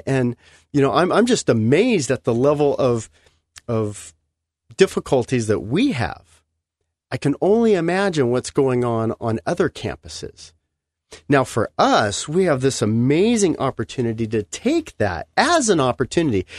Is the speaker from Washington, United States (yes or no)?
no; Los Angeles, California, United States; I'm from Los Angeles, you know, the cement jungle